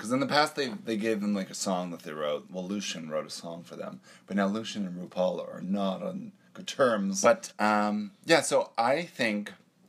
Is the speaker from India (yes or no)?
no; Canada; accent: Canadian; my Canadian accent